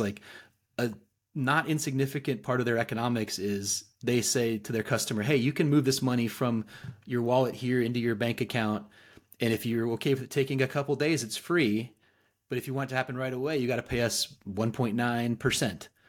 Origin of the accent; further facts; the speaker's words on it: Fayetteville, Arkansas, United States; I'm actually a native, uh, Northwest Arkansan, so I'm from Fayetteville